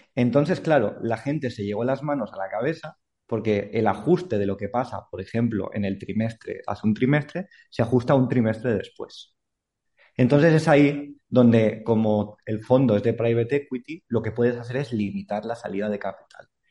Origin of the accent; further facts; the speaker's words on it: Andorra; yo soy de Andorra